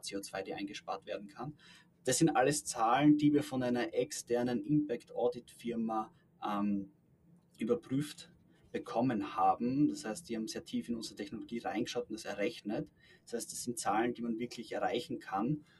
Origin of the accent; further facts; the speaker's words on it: Styria, Austria; Also ich komme selbst aus der Steiermark